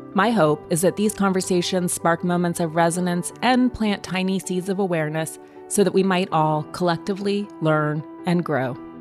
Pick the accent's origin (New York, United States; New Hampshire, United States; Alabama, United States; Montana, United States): Montana, United States; I grew up in Montana